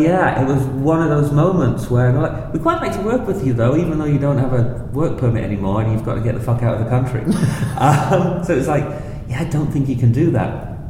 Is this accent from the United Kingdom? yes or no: yes; North East England, United Kingdom; I grew up in the northeast of England. We bounced around a bit when I was a kid.